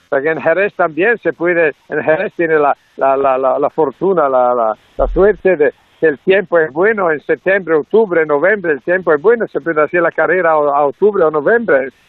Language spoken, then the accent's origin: Spanish; Italy; Spanish is a second language